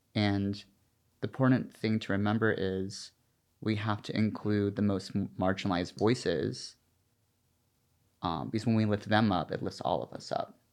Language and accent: English; the South, United States; now in New York City, United States; I'm from the South